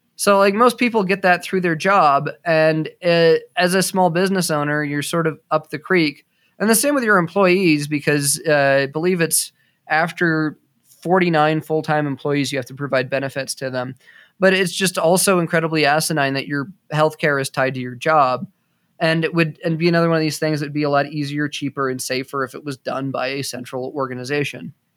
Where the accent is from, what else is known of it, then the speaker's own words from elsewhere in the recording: United States; I'm an American